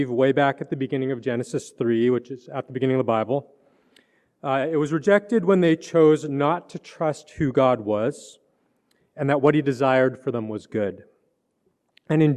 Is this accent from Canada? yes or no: yes; Canada; I grew up in Canada, and so even though like I'm a city boy, I grew up in a city